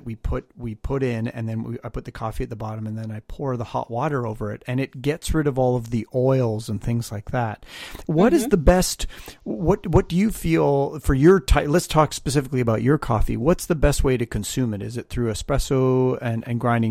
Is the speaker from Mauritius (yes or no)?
no; Canada; now in Los Angeles, United States; I'm Canadian